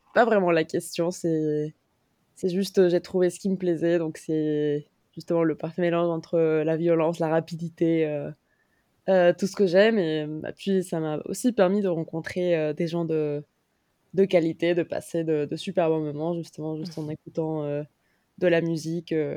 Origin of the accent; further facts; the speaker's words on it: Mexico; moved away as an adult; now in Paris, France; j'ai grandi au Mexique, je suis mexicaine